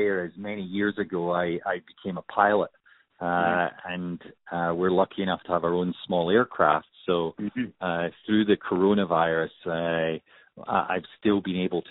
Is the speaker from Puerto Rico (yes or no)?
no; Scot, Scotland, United Kingdom; being a Scot